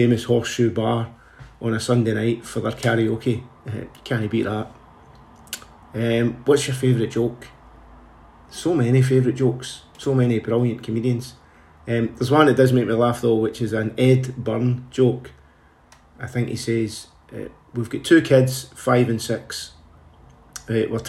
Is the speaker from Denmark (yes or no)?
no; Glasgow, Scotland, United Kingdom; growing up in Springburn. As a boy, me and my two big brothers and all the daft stuff we used to get up to in Springburn Park